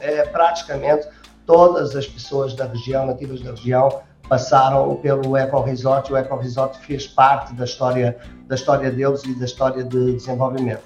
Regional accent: Portugal; accent: Portuguese; moved away as an adult; also born or lived in United States / Switzerland; como você já viu por este meu sotaque, eu sou português

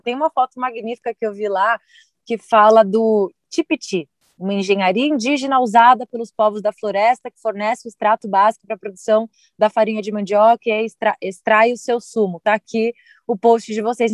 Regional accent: Brazil; eu, como brasileira

